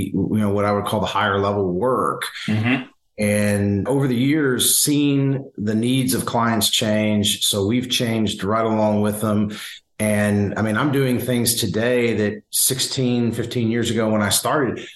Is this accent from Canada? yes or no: no; Simpsonville, Kentucky, United States; I grew up in Kentucky and in rural Kentucky.